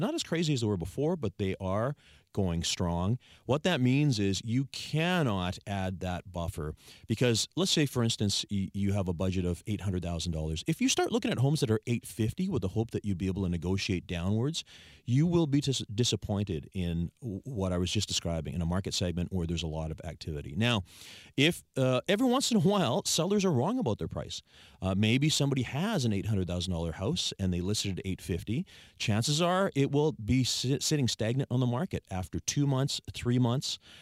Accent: Saanich, British Columbia, Canada; I was born and raised in Sanish, Sanish resident

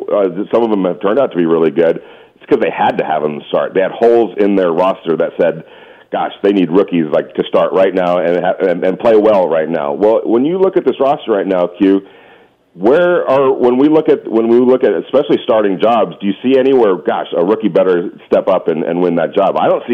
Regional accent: West Coast, United States; especially growing up on the West Coast.

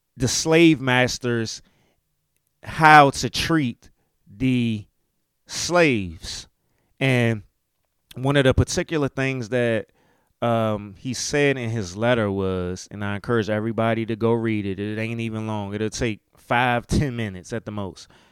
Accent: Maryland, United States; accent: southern drawl; if you hear me talking, you can hear a little southern drawl in my accent. Maryland is the country

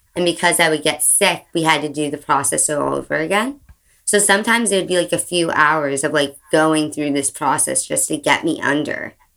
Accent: right outside of San Francisco, California, United States; I grew up right outside of San Francisco

